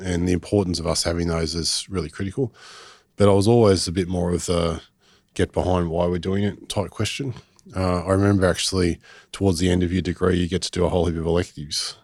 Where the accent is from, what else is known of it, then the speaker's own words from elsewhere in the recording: Botany, New South Wales, Australia; I grew up in in Botany